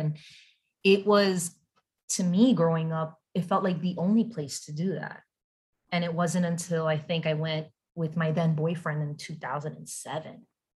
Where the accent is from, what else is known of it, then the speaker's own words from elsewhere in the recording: West New York, New Jersey, United States; I was lucky enough to grow up in West New York, New Jersey, and that is right across the Hudson River from New York City, right? A lot of people don't know about it. And it is a very Latino dominant hood, even an immigrant hub.